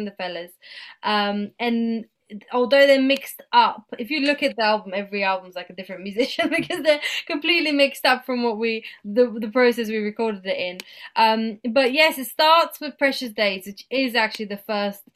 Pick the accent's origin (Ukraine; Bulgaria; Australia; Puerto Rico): Bulgaria; throughout my teenage years, I grew up here in Bulgaria